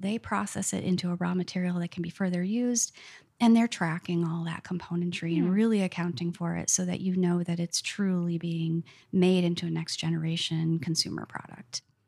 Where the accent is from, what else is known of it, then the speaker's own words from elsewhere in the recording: North Woods, United States; I grew up in the North Woods and was outside all the time